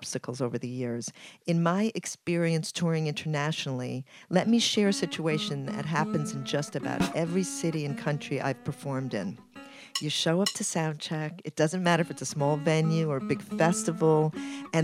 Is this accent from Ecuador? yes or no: yes; Ecuador; now in New York City, United States; I'm from Ecuador and I live in New York City.